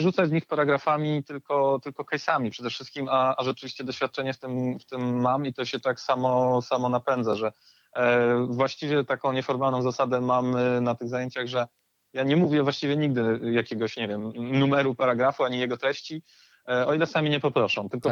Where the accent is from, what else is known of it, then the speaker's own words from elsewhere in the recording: Gdynia, Pomeranian Voivodeship, Poland; ja po prostu jestem z Gdyni od zawsze